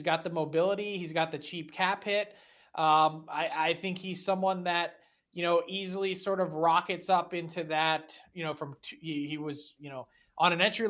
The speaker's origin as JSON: {"language": "English", "town": "Philadelphia", "region": "Pennsylvania", "country": "United States", "said": "I'm from Philly and I'm a prick, so I can say that."}